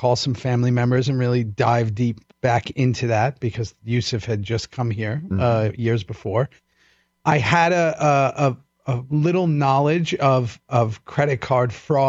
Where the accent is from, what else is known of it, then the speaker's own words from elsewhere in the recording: New York City, New York, United States; moved away as an adult; now in Austin, United States; I'm from Oakwood.